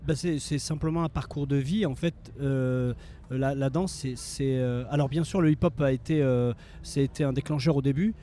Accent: France; also born or lived in Morocco (origins); la danse hip-hop qu'on a, euh, nous, euh, rencontrées, vécues, avec laquelle on a grandi en France

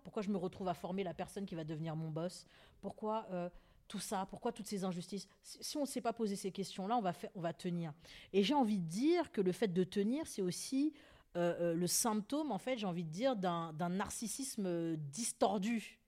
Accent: Paris, Île-de-France, France; je suis née à Paris 20e

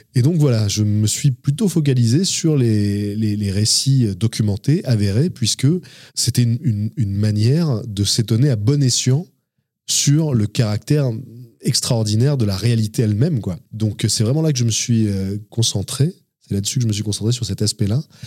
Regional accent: Avignon, Provence-Alpes-Côte d'Azur, France; je suis né à Avignon et j'ai grandi euh, dans la région d'Avignon. C'est une région que je n'ai jamais quittée

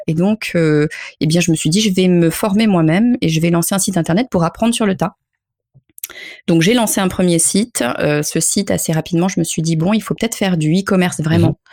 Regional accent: France; je suis française

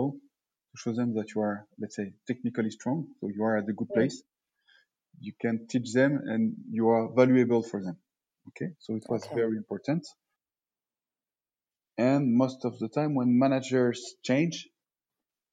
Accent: France; moved away as an adult; also born or lived in Bordeaux / Reims / Paris / Lille

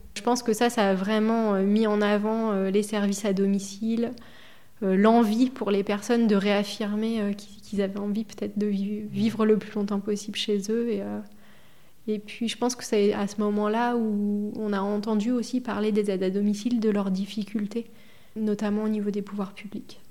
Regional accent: Buzançais, Centre-Val de Loire, France; also born or lived in Châteauroux; moi, je suis native de l'Indre. Je suis née à Châteauroux

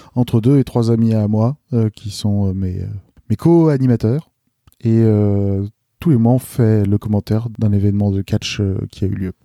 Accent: Lille, Hauts-de-France, France; Je suis de Lille

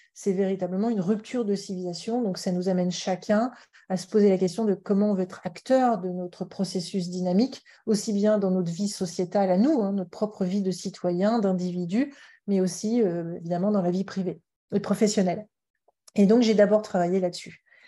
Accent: Paris, Île-de-France, France; je suis née à Paris, mais mes parents sont de la Méditerranée, donc Montpellier et, Carcassonne

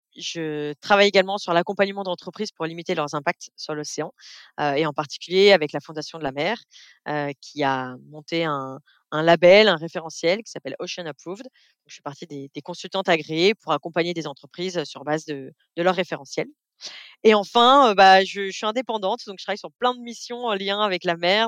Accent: Beaujolais, Auvergne-Rhône-Alpes, France; j'ai vécu toute mon enfance dans le Beaujolais, donc autant dire loin de la mer, dans la région lyonnaise

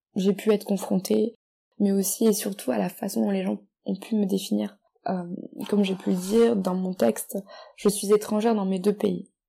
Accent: France; moved away as an adult; now in Australia; J'ai toujours vécu en France aussi longtemps que je me souvienne, c'est d'ailleurs là où j'ai passé mes jeunes années, là où j'ai construit mes premières amitiés, là où j'ai été élevée

